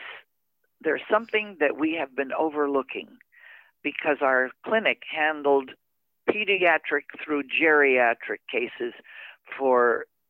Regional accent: Verdun, Quebec, Canada; moved away; also born or lived in Montreal; I was born in Montreal, Canada.

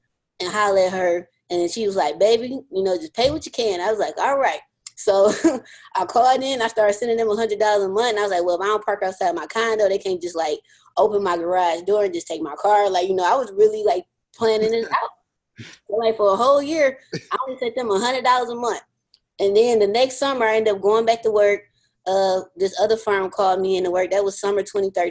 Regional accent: Detroit, Michigan, United States; born and raised in Detroit, Michigan.

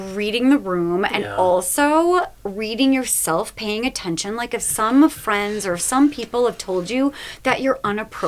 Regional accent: Minnesota, United States; growing up in Minnesota

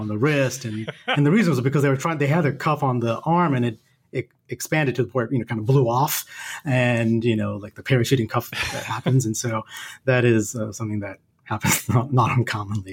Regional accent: the South, United States; moved away as an adult; also born or lived in Seattle; now in Atlanta, United States; growing up in the South

